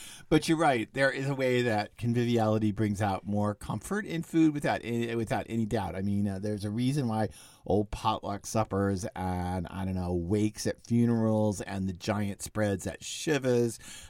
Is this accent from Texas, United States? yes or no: yes; Dallas, Texas, United States; I remember with a neighborhood that I grew up in Dallas before dad died, and mom and dad still lived in the same house I grew up in.